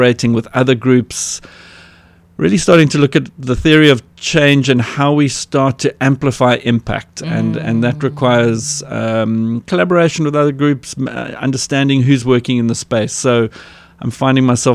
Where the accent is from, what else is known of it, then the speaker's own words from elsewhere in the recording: Cape Town, Western Cape, South Africa; I was born in the Mowbray Maternity Hospital and grew up in the Pinelands area, was schooled in at Westerford in Newlands, attended UCT. So a lot of my early years, my growing up years, were right here in Cape Town.